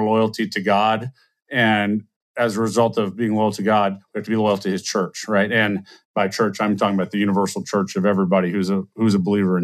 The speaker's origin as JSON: {"language": "English", "region": "South Louisiana", "country": "United States", "tie": "born or raised there", "said": "I grew up in South Louisiana between an Indian family and a Honduran family"}